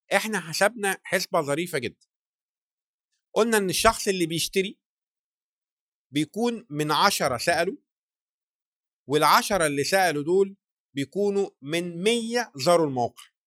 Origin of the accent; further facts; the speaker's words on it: Egypt; احنا كمجتمع مصري